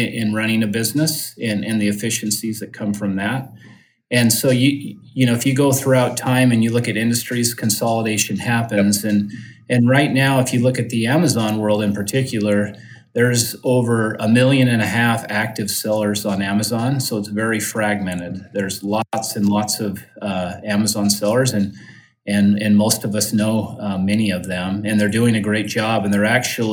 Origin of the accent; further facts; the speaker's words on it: Utah, United States; I grew up in Utah. I'm based there just in the Salt Lake City area